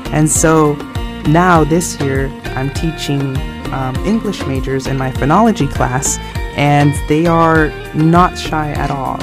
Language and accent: English; United States; accent: American; moved away; my accent is an American accent